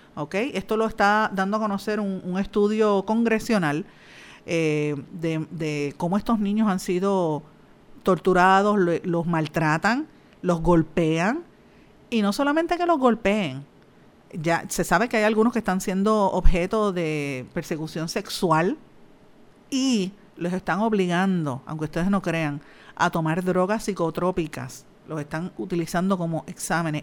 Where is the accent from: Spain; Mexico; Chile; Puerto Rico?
Puerto Rico; Guaynabo; soy de Guainabo, natural de, Guainabo